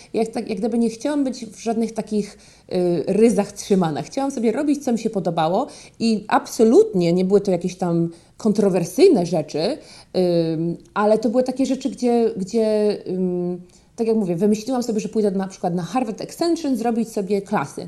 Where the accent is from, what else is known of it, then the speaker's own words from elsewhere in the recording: Poland; moved away as an adult; also born or lived in Boston, Massachusetts, United States; now in Connecticut, United States; w Polsce zawsze byłam córką moich rodziców, ja jestem z małego miasta, wszyscy ich znają